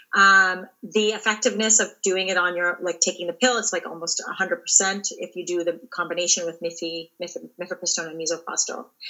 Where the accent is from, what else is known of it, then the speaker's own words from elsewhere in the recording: Ontario, Canada; I grew up in Ontario